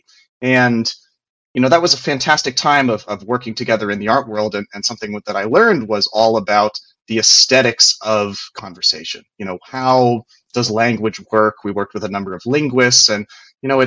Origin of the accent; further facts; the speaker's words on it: West Virginia, United States; I'm from West Virginia